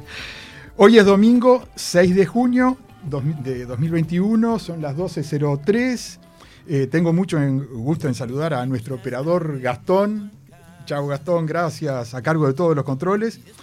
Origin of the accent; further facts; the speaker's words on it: Uruguay; como uruguayo